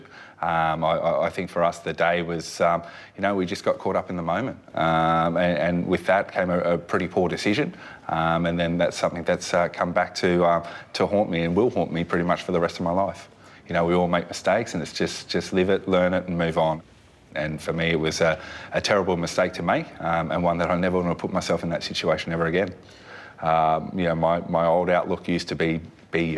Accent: North Queensland, Australia; also born or lived in Redcliffe, Queensland; we grew up in North Queensland, so it was an environment where if you weren't in the pool, you're in a creek

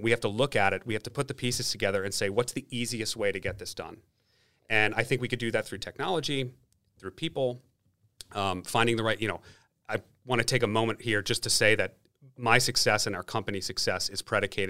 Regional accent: New York, United States; I'm a New Yorker.

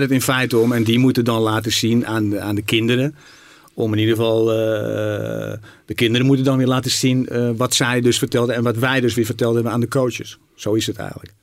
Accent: Zaandam, North Holland, Netherlands; also born or lived in Rotterdam / Paris; ik kom natuurlijk uit Zaandam. Ik ben nou, geboren Rotterdammer.

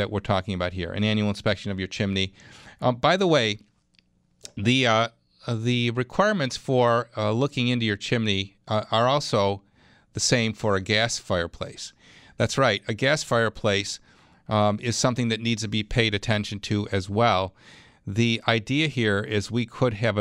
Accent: Clarence, New York, United States; my hometown, Clarence, New York

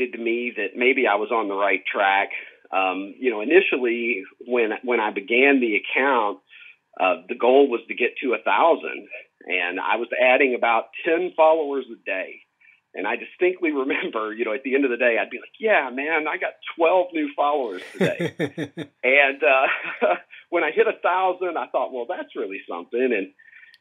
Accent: Horse Cave, Kentucky, United States; I am from the metropolis of Horse Cave, Kentucky

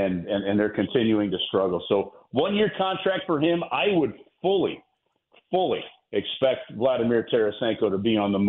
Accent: St. Louis, Missouri, United States; I love St. Louis. I love the fact that this is my hometown. I love the fact that we are a great Midwestern city. I love the Midwestern values that we have, right?

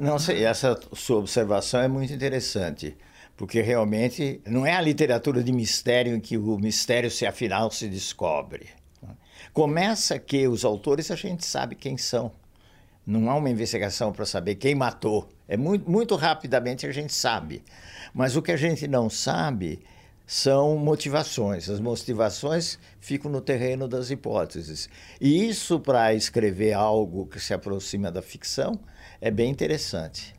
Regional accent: São Paulo, Brazil; São Paulo, que é a cidade onde eu nasci, onde eu vivi sempre, fora saídas relativamente curtas para o exterior

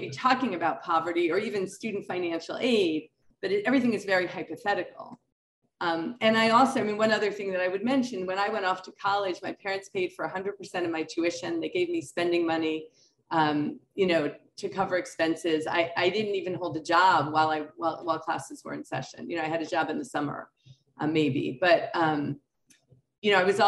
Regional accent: New York City, New York, United States; moved away as an adult; also born or lived in Connecticut / Berlin, Germany; I grew up in New York City, went to private school in the Bronx

